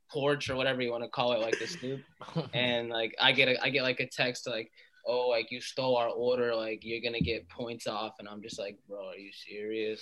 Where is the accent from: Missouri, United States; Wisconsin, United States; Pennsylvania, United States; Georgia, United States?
Georgia, United States; Atlanta; moved away as an adult; also born or lived in Malden, Massachusetts / Boston area; now in Boston, United States; we moved to Atlanta, and I grew up in Atlanta. I lived there for 18 years